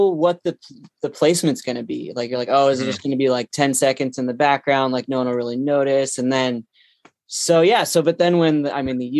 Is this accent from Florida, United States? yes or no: no; outside Boston, Massachusetts, United States; now in Los Angeles, United States; But I grew up outside Boston